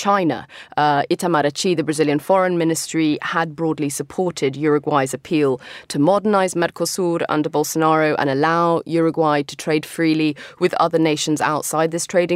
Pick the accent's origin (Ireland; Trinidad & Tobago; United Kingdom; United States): United Kingdom; London; moved away; my hometown of London